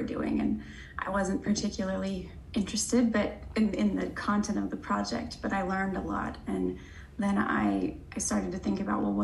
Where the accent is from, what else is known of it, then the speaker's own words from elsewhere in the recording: Missouri, United States; moved away as an adult; also born or lived in Washington State / Indiana; now in Florida, United States; I'm from Missouri